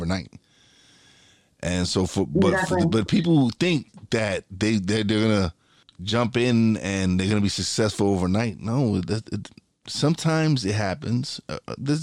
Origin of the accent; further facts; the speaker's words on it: New York City, New York, United States; I'm a kid from Brooklyn. I came from one of the worst parts in Brooklyn, one of the worst neighborhoods